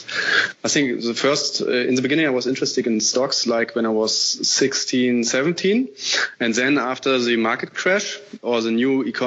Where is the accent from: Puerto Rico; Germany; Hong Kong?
Germany; Berlin; now in Cologne, Germany; I'm of course I'm living in Cologne currently. I'm from Berlin.